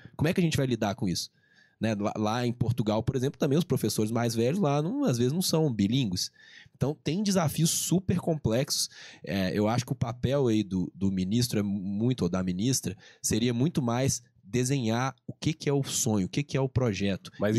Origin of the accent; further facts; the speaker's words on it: Minas Gerais, Brazil; accent: mineiro; eu aqui como mineiro, né, vocês já sacaram pelo sotaque